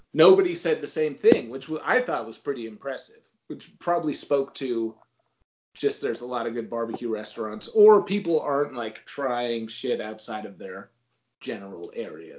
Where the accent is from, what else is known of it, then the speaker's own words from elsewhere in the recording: Northeast, United States; also born or lived in Memphis; I grew up in the Northeast and I live in the Northeast